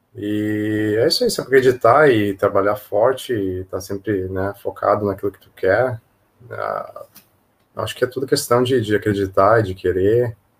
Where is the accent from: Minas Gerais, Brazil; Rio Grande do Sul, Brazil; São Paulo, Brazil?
Rio Grande do Sul, Brazil; Passo Fundo; moved away as an adult; now in Hong Kong; eu sou de Passo Fundo, é, interior de, do Rio Grande do Sul